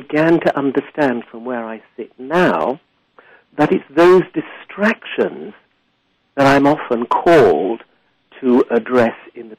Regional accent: England, United Kingdom; also born or lived in Africa; But in the end, my most of my childhood was in Africa and my adolescence in England.

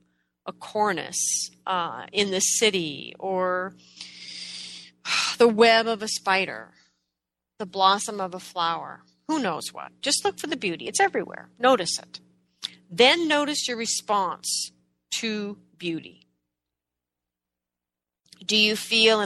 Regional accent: Oregon, United States; now in New York, United States; I grew up in Oregon

